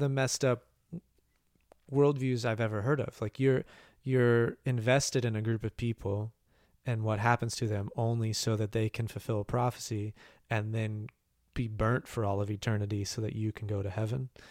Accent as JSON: {"language": "English", "town": "Bloomington", "country": "United States", "tie": "born or raised there", "said": "the Switch Yard in Bloomington, uh, my hometown"}